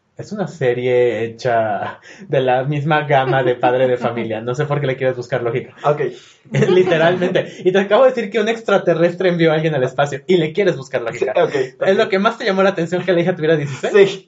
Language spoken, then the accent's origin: Spanish; Guadalajara, Jalisco, Mexico; soy de Guadalajara.